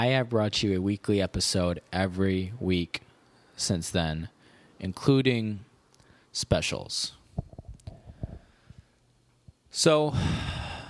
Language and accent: English; Cherry Valley, Illinois, United States; moved away; I went to my hometown this morning, Cherry Valley, Illinois